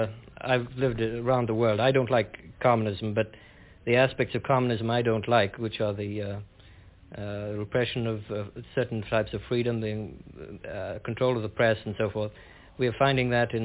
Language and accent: English; United Kingdom; I'm from Britain